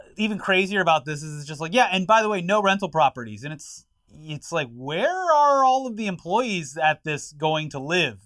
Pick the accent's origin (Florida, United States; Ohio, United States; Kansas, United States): Florida, United States; growing up in Florida